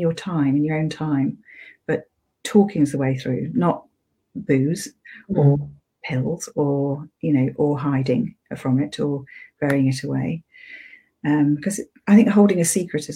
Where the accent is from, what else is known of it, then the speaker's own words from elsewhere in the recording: Sheffield, Yorkshire and the Humber, United Kingdom; I was brought up in Yorkshire, went to school in Sheffield.